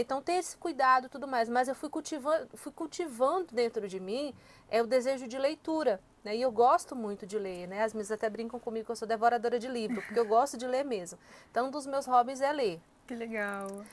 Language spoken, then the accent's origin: Portuguese; Fortaleza, Ceará, Brazil; moved away as an adult; now in São José dos Campos, Brazil; sou natural de Fortaleza, no Ceará